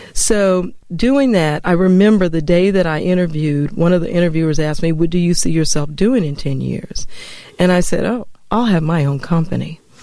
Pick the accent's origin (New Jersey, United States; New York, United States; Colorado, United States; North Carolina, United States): Colorado, United States; Denver; moved away as an adult; also born or lived in Atlanta; I grew up in Denver, Colorado